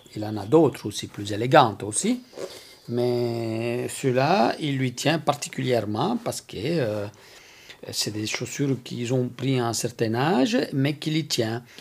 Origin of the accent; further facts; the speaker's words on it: Sicily, Italy; now in Belgium; je suis d'origine italienne, donc je viens de Sicile, là où j'ai appris avec mon père